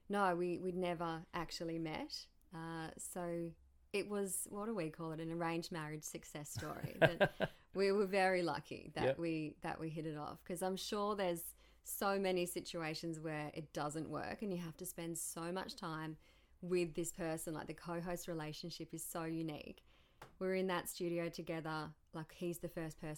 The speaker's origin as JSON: {"language": "English", "town": "Perth", "region": "Tasmania", "country": "Australia", "tie": "born or raised there", "also_born_or_lived": "Melbourne, Victoria / Launceston, Tasmania", "lives_now": "Devonport, Australia", "said": "Yes, I was born in Melbourne, but we moved to Tassie when I was only really young. So grew up just outside of Launceston in little old Perth"}